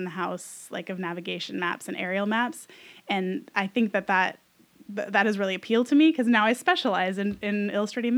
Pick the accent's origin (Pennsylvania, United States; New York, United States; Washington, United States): Washington, United States; Snohomish County; I grew up in Snohomish County, so this is my home area